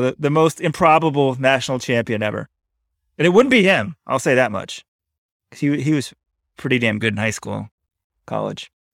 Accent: Texas, United States; we're both from Texas

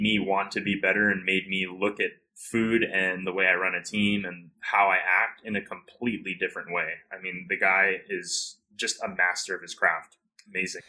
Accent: Hawaii, United States; I'm from Hawaii originally, so I grew up with a lot of the farmers and a lot of their children

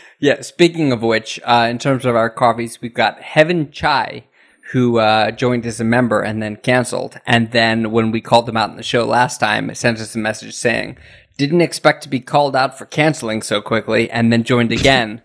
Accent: United States; moved away as an adult; now in Japan; as an American, I've been in Japan for 16 years now

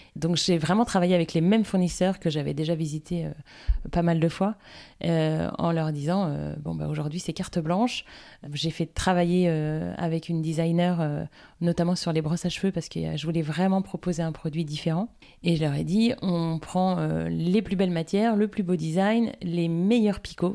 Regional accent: Guérande, Pays de la Loire, France; also born or lived in Nantes / Lille / Paris; Avant Nantes, j'étais pas très loin puisque j'étais guérandaise, donc sur la côte, dans un univers du coup très vert puisqu'on vivait à la campagne

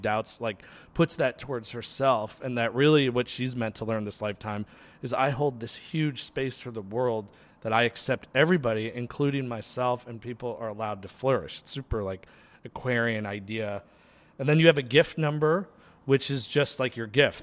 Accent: New York, United States; now in Los Angeles, United States; I was born in New York

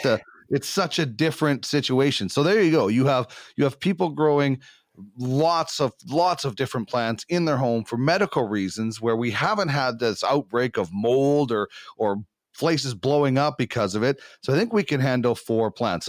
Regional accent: Brandon, Manitoba, Canada; moved away; also born or lived in Winnipeg; I grew up in Brandon.

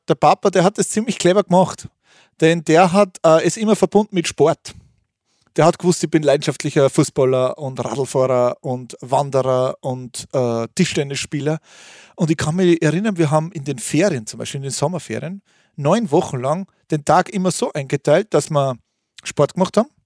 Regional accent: Thalgau, Salzburg, Austria; Es war bei uns zu Hause in Talgau, bei Salzburg, in der Nähe des schönen Fuschelsees. Da bin ich aufgewachsen

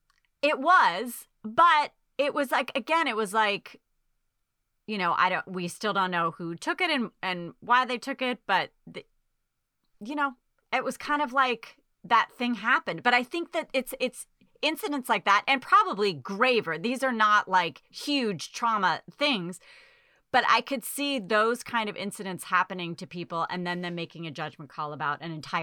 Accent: Dorchester, Massachusetts, United States; I was from Dorchester. Yeah.

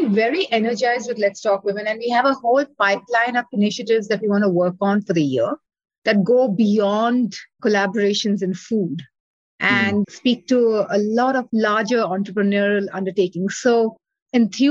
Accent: India; now in Chicago, United States; I grew up in India

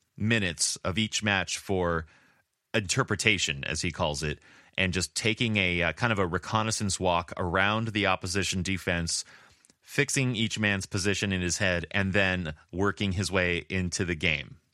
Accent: Oceanside, California, United States; where I was born in Oceanside, California

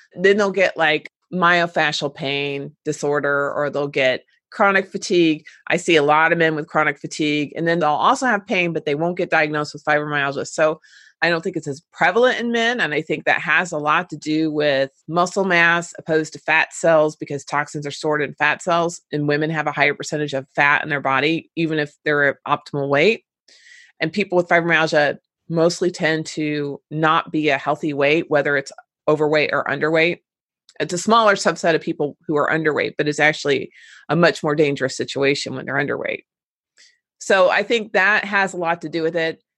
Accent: Cincinnati, Ohio, United States; my hometown in Cincinnati

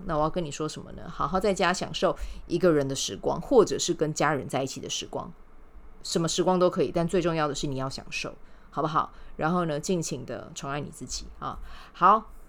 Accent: Kaohsiung, Taiwan; now in Taipei, Taiwan; 我们是在高雄长大的，一起长大的

